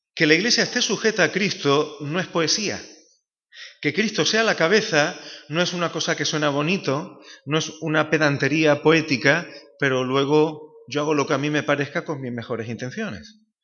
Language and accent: Spanish; Málaga, Andalusia, Spain; moved away as an adult; now in Seville, Spain; soy un malagueño afincado desde hace casi casi ya 20 años en Sevilla